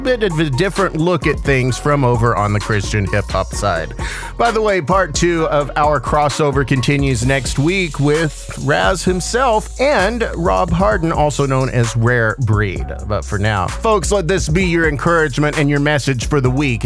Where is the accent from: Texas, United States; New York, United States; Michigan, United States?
Texas, United States; West; I grew up in West Texas in the middle of the Chihuahuan Desert